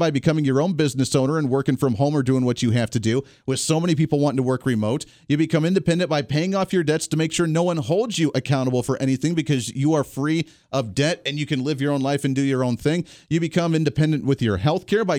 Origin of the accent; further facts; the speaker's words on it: Ohio, United States; now in Wichita, United States; Where I grew up in Ohio area, there's a lot of auto industry.